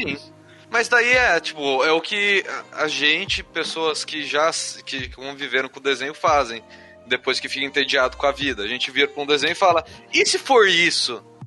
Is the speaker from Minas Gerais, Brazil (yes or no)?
no; São Bernardo do Campo, São Paulo, Brazil; also born or lived in Taubaté; A gente é de São Bernardo do Campo. Eu, eu tava em Taubaté.